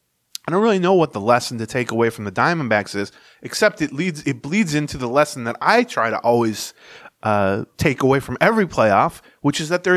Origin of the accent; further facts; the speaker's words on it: Lawrence, Kansas, United States; I'm from Lawrence, Kansas.